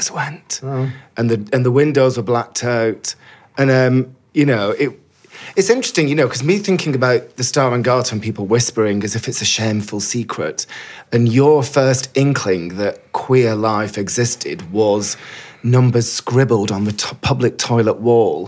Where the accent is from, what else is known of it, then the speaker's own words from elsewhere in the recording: Bolton, North West England, United Kingdom; When I was growing up in Bolton in the 80s